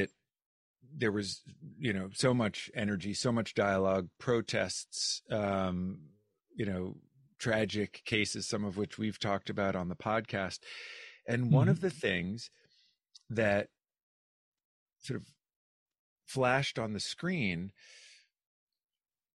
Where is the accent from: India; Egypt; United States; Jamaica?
United States; New Hampshire; I'm from New Hampshire